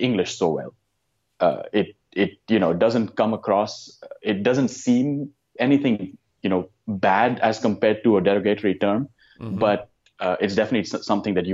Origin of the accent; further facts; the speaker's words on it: India; moved away as an adult; now in United States; I'm originally from India